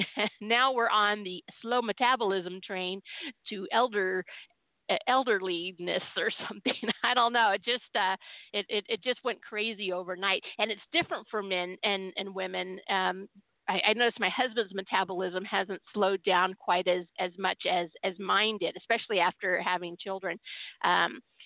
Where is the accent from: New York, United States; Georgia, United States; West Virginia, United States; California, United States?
California, United States; I was born and raised in California